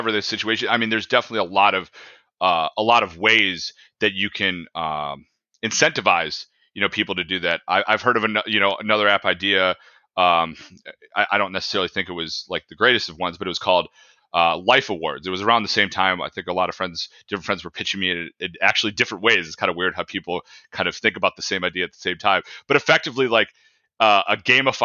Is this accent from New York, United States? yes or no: no; Naperville, Illinois, United States; I grew up in Naperville